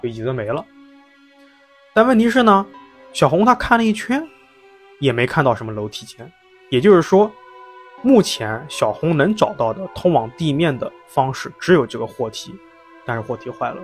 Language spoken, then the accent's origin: Chinese; Jiangsu, China; 特别像咱们江苏